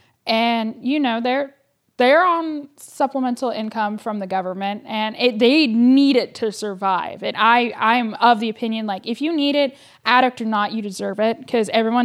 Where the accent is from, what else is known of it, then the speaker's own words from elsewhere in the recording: Davis, California, United States; I am from Davis, but I don't, sorry, the farmer's market is a little bit bougie for me.